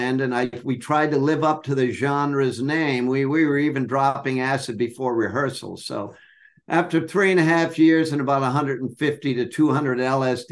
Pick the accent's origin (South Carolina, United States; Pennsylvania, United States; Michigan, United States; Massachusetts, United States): Massachusetts, United States; Boston; in Boston, Massachusetts, September 1950